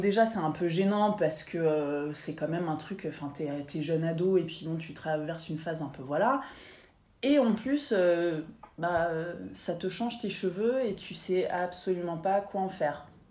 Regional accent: Paris, Île-de-France, France; je suis parisienne de pure souche

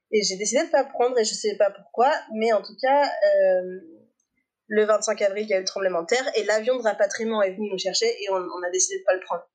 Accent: Annecy, Auvergne-Rhône-Alpes, France; J'ai grandi à Annecy, en Haute-Savoie

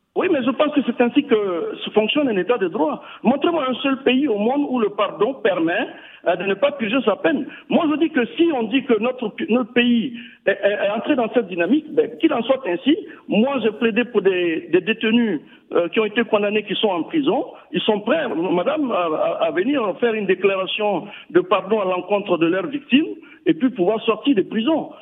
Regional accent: Burkina Faso; On est tous des Burkinabés

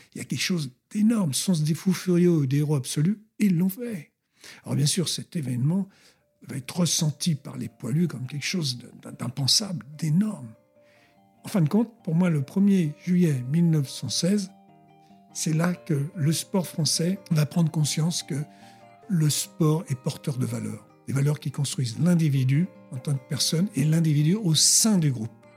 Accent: Colombes, Île-de-France, France; also born or lived in Brittany; je suis d'origine bretonne et je suis né à Colombes, rue François Faber

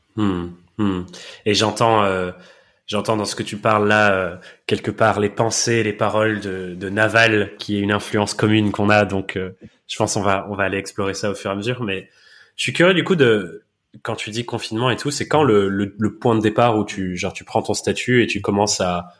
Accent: England, United Kingdom; accent: English; moved away; je suis anglais de naissance et de nationalité

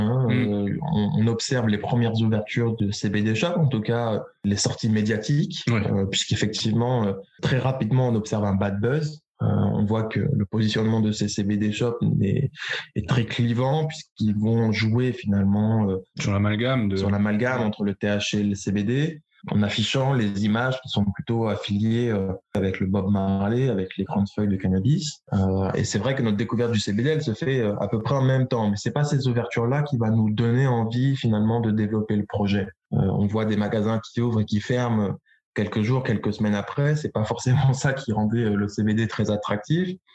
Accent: Luberon, Provence-Alpes-Côte d'Azur, France; moved away as an adult; also born or lived in London; now in Bordeaux, France; Je suis originaire du euh, sud-est de la France. Mes parents possèdent une exploitation viticole au pied du Luberon, en Provence

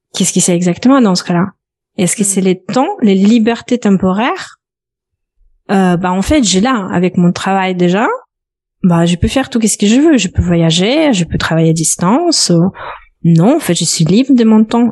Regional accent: Belarus; French is a second language; moved away as an adult; also born or lived in Lithuania; now in France; je suis originaire, euh, originaire de Biélorussie. J'ai quitté mon pays natal à l'âge de 17 ans.

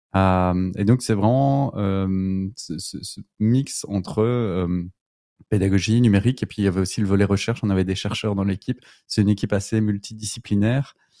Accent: Belgium; je suis belge

